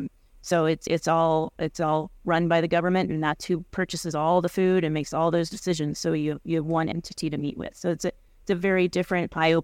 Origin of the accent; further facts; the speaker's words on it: Montrose, Colorado, United States; And I'm originally from Southwest Colorado.